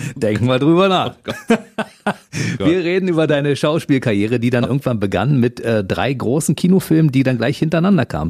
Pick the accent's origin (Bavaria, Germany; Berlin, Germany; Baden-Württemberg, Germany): Berlin, Germany; moved away as an adult; now in Potsdam, Germany; Ich komme aus Kaulsdorf.